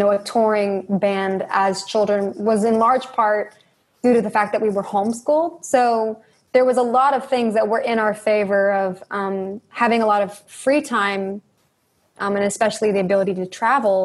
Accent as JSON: {"language": "English", "region": "Northern Georgia", "country": "United States", "tie": "born or raised there", "said": "we are from the South and, you know, grew up in Northern Georgia"}